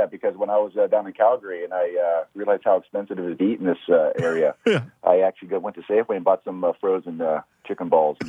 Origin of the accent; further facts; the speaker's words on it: California, United States; I'm from California